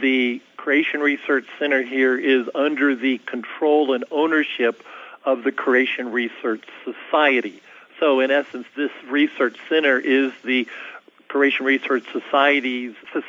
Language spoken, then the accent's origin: English; Kansas, United States; also born or lived in Virginia; now in Chino Valley, United States; I grew up in Kansas. In fact, I grew up on a farm in Kansas